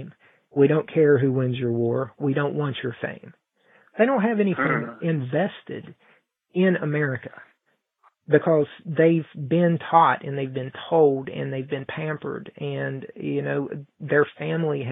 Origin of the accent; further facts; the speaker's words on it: Mount Hope, West Virginia, United States; we're a very small town here in Mount Hope